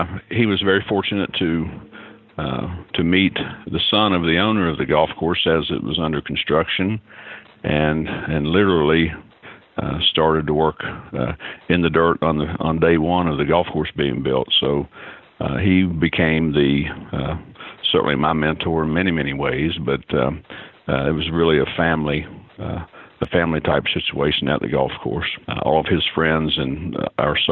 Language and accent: English; Tornado, West Virginia, United States; now in Pinehurst, United States; I grew up in West Virginia, in a small town called Tornado, West Virginia